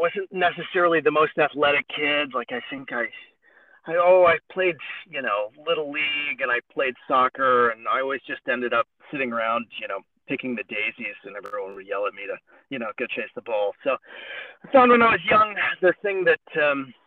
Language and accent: English; Huntsville, Alabama, United States; moved away as an adult; also born or lived in San Francisco, California; now in South Orange, New Jersey, United States; I grew up in Huntsville, Alabama.